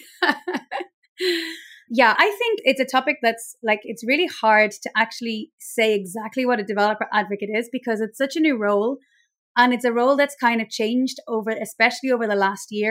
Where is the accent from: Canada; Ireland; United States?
Ireland; accent: Irish; now in Mallorca, Spain; I'm basically based in Mallorca in Spain, but I'm Irish, as you can probably tell by my accent